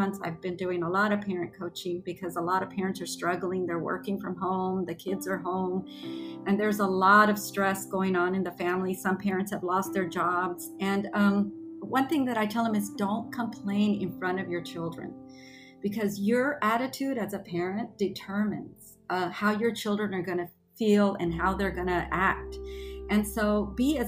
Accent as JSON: {"language": "English", "town": "McAllen", "region": "Texas", "country": "United States", "tie": "born or raised there", "also_born_or_lived": "Guantanamo, Cuba / Spain", "said": "I grew up in the valley. I was 4 years old and I've lived here my whole life"}